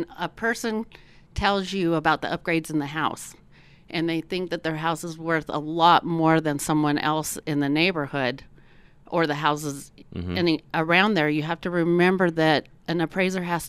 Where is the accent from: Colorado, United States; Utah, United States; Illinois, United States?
Colorado, United States; Elbert County; I'm from Elbert County, so I do a lot of rural properties